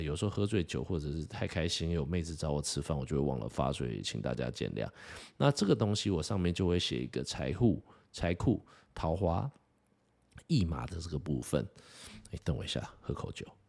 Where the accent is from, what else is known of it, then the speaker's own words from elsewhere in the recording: Taiwan; 身为一个台湾人